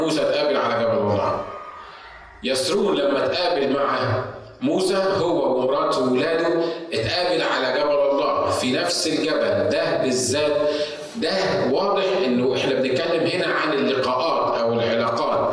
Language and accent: Arabic; Egypt; now in United States; ميدان التحرير عندنا في مصر